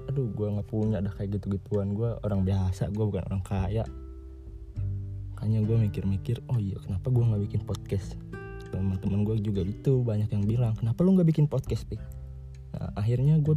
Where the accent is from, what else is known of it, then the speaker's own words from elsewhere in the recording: Bogor, West Java, Indonesia; also born or lived in Purwokerto; gue tuh lahir gue di Purwokerto di Banyumas cuman berapa bulan doang terus gue abis itu pindah ke Bogor di Dermaga Pratama no pertamanya gue di Bogor ada di Cibadak terus kelas 5 SD baru dah pindah ke sini ke Ciampea